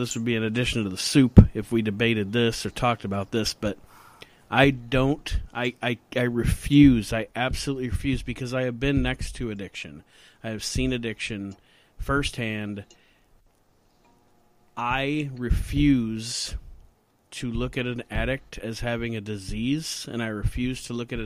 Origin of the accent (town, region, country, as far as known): Ohio, United States